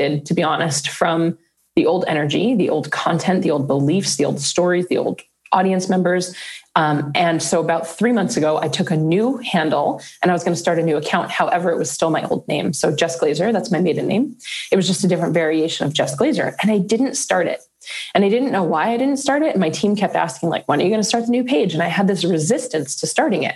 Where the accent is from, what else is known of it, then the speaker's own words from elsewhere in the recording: New Jersey, United States; moved away as an adult; also born or lived in New York / Manhattan; now in Arizona, United States; I'm from Jersey